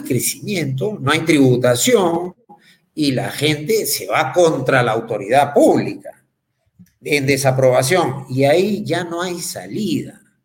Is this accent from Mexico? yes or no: no; Peru; como peruanos